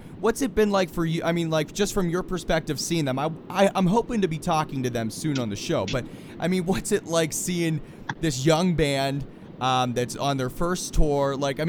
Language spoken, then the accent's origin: English; Pittsburgh, Pennsylvania, United States; I'm from Pittsburgh.